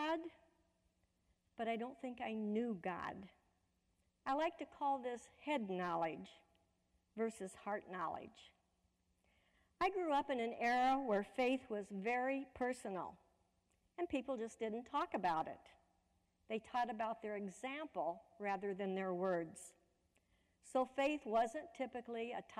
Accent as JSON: {"language": "English", "town": "Fort Madison", "region": "Iowa", "country": "United States", "tie": "born or raised there", "also_born_or_lived": "Cedar Rapids, Iowa", "moved": "as an adult", "lives_now": "Louisville, United States", "said": "I was raised in Fort Madison, Iowa, right on the Mississippi River, in an interfaith home"}